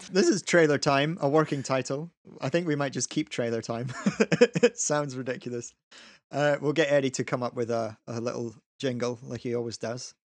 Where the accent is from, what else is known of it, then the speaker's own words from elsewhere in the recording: Scotland, United Kingdom; we're Scottish, so we never really grew up with G I. Joe